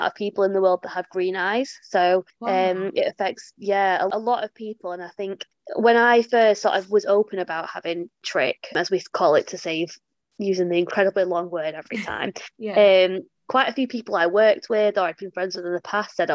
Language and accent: English; England, United Kingdom; You can probably tell by my accent. I'm from England